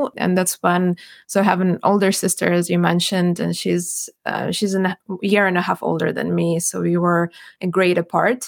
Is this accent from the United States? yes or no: no; Ukraine; also born or lived in Cyprus / Saskatchewan; now in Ottawa, Canada; I grew up in Ukraine